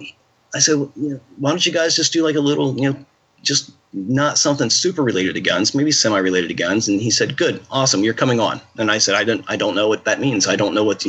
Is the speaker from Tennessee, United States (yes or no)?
no; Ohio, United States; I'm from Ohio.